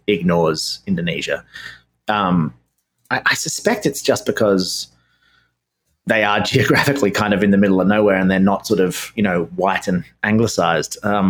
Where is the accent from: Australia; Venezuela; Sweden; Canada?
Australia; being Australian